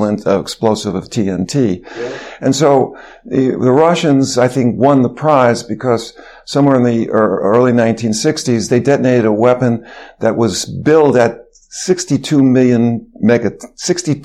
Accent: New York City, New York, United States; I grew up in Manhattan during the 1950s.

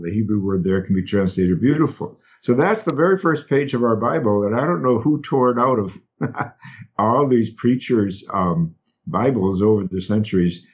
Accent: Madison, Wisconsin, United States; accent: Wisconsin; moved away; growing up in Wisconsin

